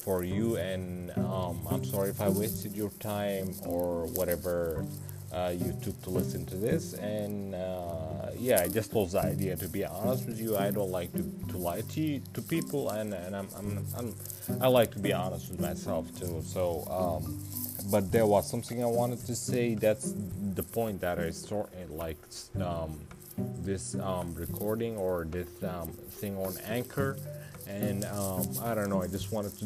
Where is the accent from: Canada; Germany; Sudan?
Sudan; moved away as an adult; now in United States; I'm from Sudan